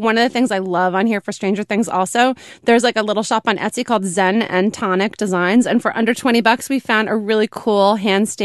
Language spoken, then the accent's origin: English; New York, United States; as a New Yorker